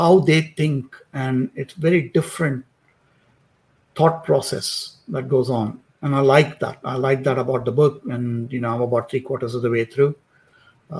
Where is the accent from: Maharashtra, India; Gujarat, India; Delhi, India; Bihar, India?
Maharashtra, India; I grew up in India. I grew up in, you know, in Maharashtra, which is in Western India.